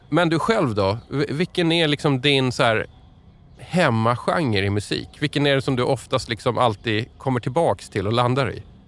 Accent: Stockholm, Stockholm County, Sweden; Jag är stockholmare

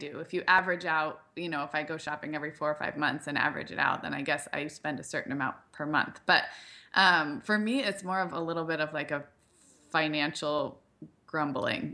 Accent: Santa Barbara, California, United States; moved away; also born or lived in Chicago; I grew up in Santa Barbara

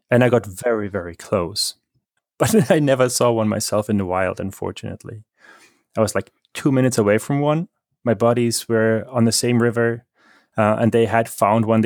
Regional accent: Germany; accent: German; English is a second language; moved away as an adult; also born or lived in Poland; now in North Carolina, United States; I was born there, but I was raised in Germany. That's where the accent comes from

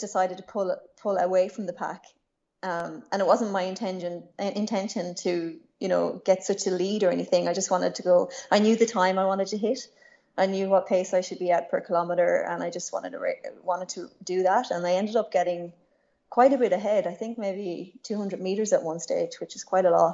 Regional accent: west coast of Ireland, Ireland; I grew up in Ireland, in a small town on the west coast of Ireland.

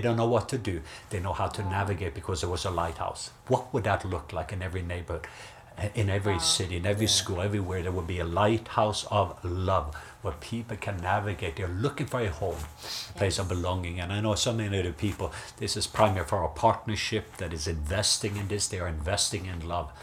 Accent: Norway; I grew up in Norway

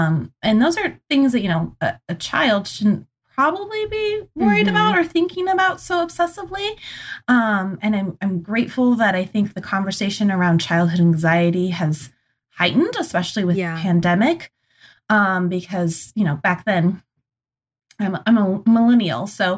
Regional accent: Montana, United States; now in Michigan, United States; I'm originally from Montana.

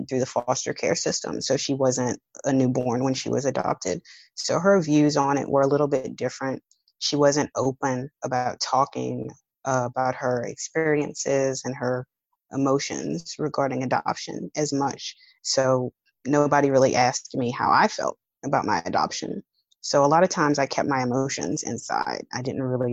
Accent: New Orleans, Louisiana, United States; I'm from New Orleans. So being from New Orleans, Louisiana

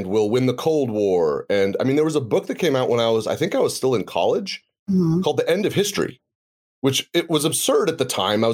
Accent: United States; you and I grew up in the United States

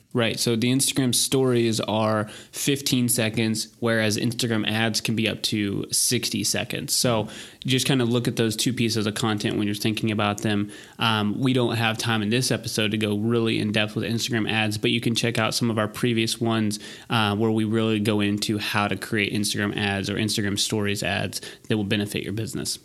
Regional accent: Texas, United States; we're from Texas

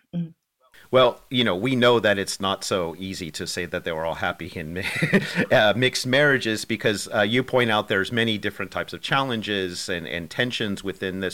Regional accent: United States; I'm speaking myself as an American

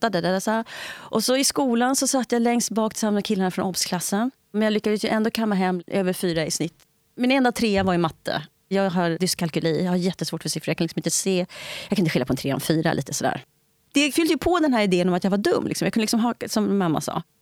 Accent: Italy; Swedish is a second language; also born or lived in Spain; Jag är tvåspråkig, jag pratar engelska sedan jag var barn. Men jag är inte tvåkulturig. om jag säger så. Ingenting av mina barndomsupplevelser är liksom kopplade till det svarta engelskspråkiga i USA.

